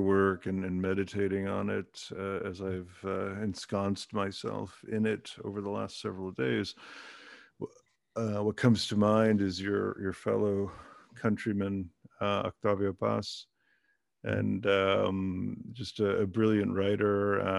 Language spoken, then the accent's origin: English; Germany; born there; because I was born in Germany, and so they are my team.